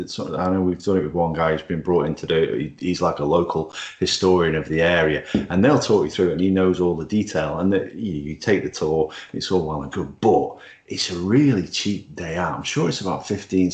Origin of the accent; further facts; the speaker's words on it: Stoke-on-Trent, West Midlands, United Kingdom; less than 1.4 miles from where I was born in Bursley